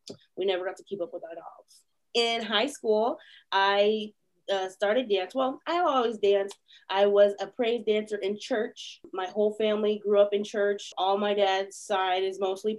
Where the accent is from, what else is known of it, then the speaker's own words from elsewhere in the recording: St. Joseph, Missouri, United States; also born or lived in Kansas City, Missouri; I was in St. Joe, born and raised in St. Joe.